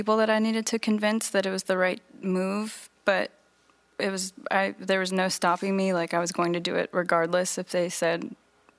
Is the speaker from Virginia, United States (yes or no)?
yes; Virginia Beach, Virginia, United States; I was growing up in Virginia Beach